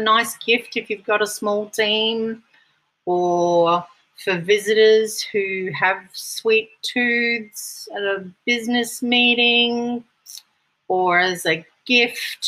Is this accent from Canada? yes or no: no; Brisbane, Queensland, Australia; from Brisbane, my hometown